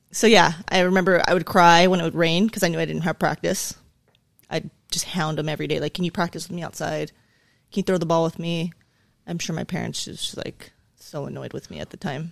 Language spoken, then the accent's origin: English; La Puente, California, United States; also born or lived in South Carolina; I grew up in La Puente, California, uh, predominantly Hispanic, uh, area.